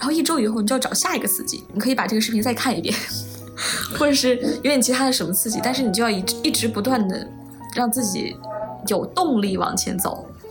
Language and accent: Chinese; Henan, China; 我是河南的考生